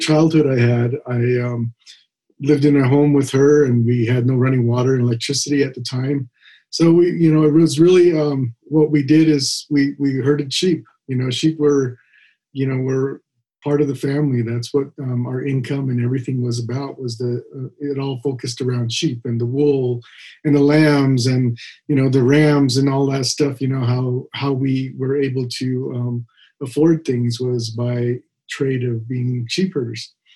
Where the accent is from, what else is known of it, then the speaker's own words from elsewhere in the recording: United States; now in Provo, United States; I grew up on the uh, Navajo reservation as a young child. Most of my life